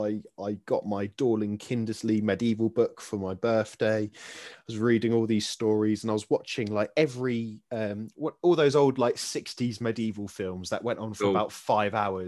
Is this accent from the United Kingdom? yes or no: yes; Kent, South East England, United Kingdom; I grew up in Kent